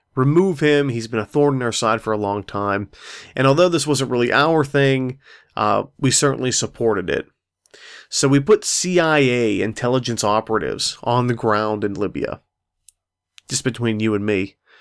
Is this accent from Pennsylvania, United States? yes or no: yes; Pittsburgh, Pennsylvania, United States; I'm from Pittsburgh